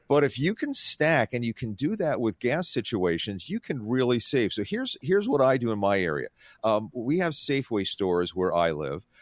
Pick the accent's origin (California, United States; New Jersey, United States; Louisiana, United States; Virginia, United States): New Jersey, United States; Atlantic City; I grew up on the Atlantic City Shore.